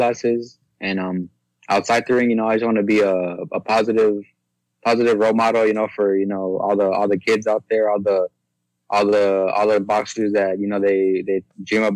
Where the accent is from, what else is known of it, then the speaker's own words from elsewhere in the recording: San Antonio, Texas, United States; growing up here in San Antonio, born and raised